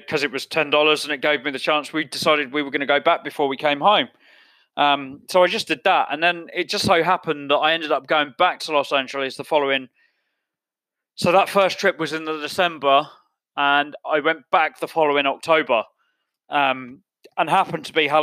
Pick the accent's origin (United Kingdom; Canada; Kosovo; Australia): United Kingdom; England; I'm English.